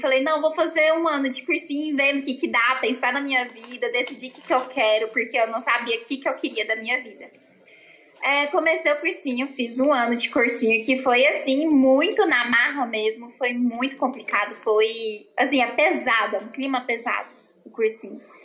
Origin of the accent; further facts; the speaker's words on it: Goiânia, Goiás, Brazil; Eu sou daqui de Goiânia, Goiás, e sempre morei aqui a vida inteira